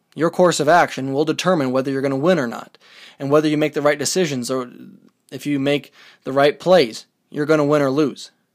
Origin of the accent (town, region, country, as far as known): United States